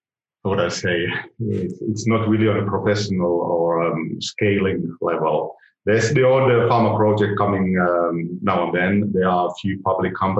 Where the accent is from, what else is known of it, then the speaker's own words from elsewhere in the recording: Finland; I'm from Finland